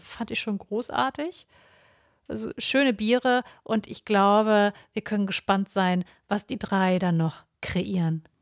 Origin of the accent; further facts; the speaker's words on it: Hamburg, Germany; wir sind Hamburger und ein bisschen Lokalpatriotismus tragen wir natürlich auch im Herzen